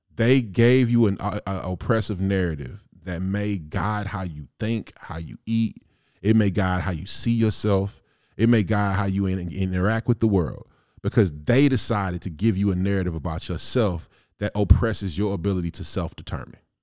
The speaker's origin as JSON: {"language": "English", "town": "East St. Louis", "region": "Illinois", "country": "United States", "also_born_or_lived": "the Shire", "moved": "as an adult", "said": "I have been living in the Shire for damn near fifteen years, I'm from, I'm from East Saint Louis"}